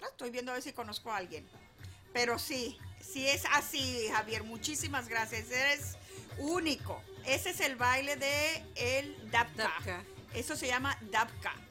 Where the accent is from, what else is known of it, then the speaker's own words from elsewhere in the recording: United States; que pues tú y yo nos criamos acá en Estados